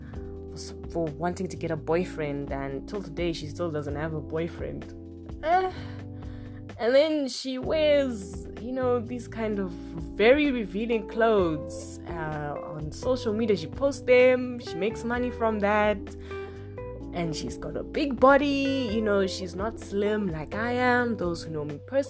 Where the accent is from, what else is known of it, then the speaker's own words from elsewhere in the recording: Zimbabwe; we come from Africa, we come from Zimbabwe